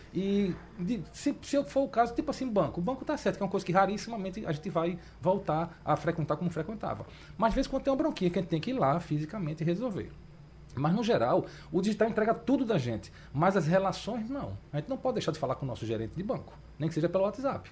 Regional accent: João Pessoa, Paraíba, Brazil; now in Recife, Brazil; eu sou de João Pessoa, moro aqui no Recife

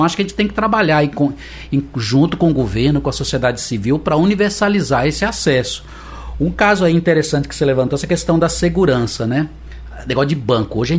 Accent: Lorena, São Paulo, Brazil; born there; Eu nasci no interior de São Paulo. Uhum. E lá em Lorena, na cidade que eu nasci, eu tive lá visitando com a minha mãe, levando ela para ver os parentes.

